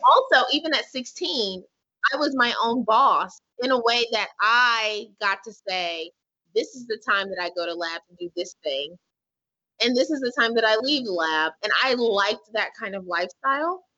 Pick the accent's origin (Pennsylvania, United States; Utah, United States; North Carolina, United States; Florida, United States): North Carolina, United States; Hillsborough; I'm from Hillsborough, North Carolina, which is a rural part of North Carolina near the Durham, Raleigh, Durham area